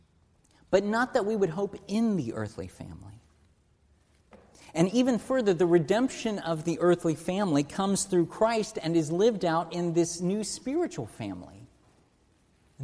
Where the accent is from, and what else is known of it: United States